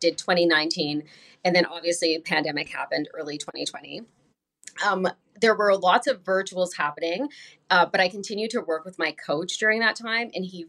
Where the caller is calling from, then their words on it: Winnipeg, Manitoba, Canada; I'm coming from Winnipeg, Manitoba, Canada. And that is, we're just kind of like near North Dakota.